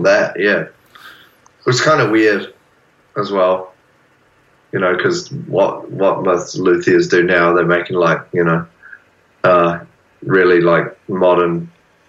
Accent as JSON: {"language": "English", "country": "New Zealand", "moved": "yes", "lives_now": "Australia", "said": "I'm a New Zealander, so I'm living on the big brother country"}